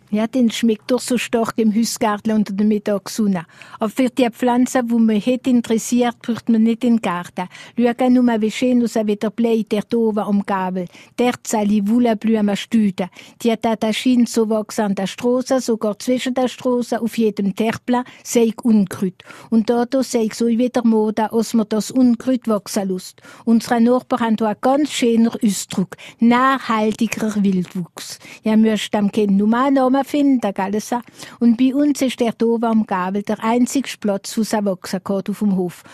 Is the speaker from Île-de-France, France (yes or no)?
no; Alsace, Grand Est, France; bei uns im Elsass